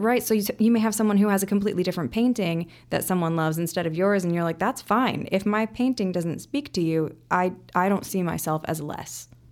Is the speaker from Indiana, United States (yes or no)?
yes; Indianapolis, Indiana, United States; moved away as an adult; now in Chicago, United States; I grew up in Indianapolis.